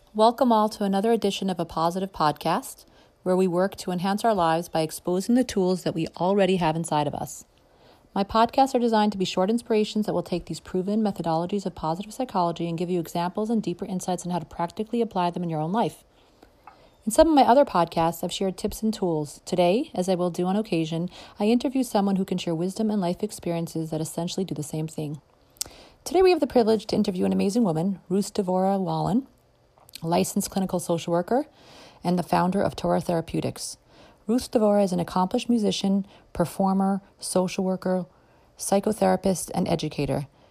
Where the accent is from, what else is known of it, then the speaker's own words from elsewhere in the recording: Morristown, New Jersey, United States; growing up in Morristown, New Jersey, my family had the privilege of hosting you